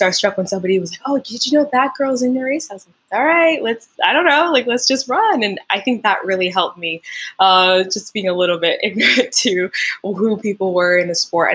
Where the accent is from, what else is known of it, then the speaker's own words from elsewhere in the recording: Montreal, Quebec, Canada; first language French; English is a second language; now in Ontario, Canada; I'm from Montreal. Originally, my first language is French, and then I learned English when I was like 7 or 8.